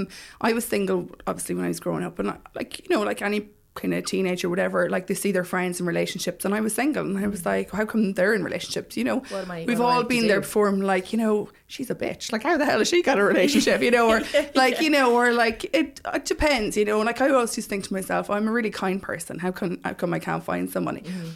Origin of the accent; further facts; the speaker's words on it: Mullingar, Leinster, Ireland; moved away as an adult; I'm originally from Mullingar.